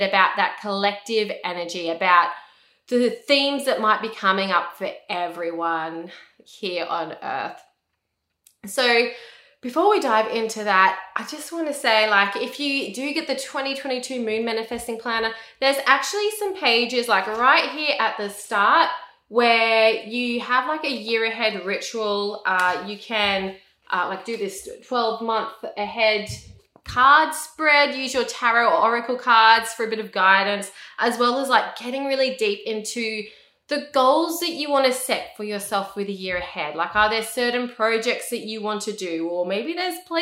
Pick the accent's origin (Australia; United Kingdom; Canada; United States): Australia; I'm an Australian. I live in Australia.